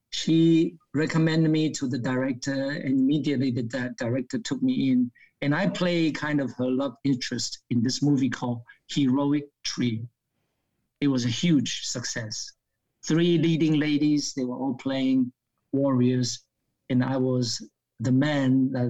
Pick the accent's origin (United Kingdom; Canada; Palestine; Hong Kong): Hong Kong; So then it lured me back to Hong Kong, which is my hometown. My, mm. my parents live there.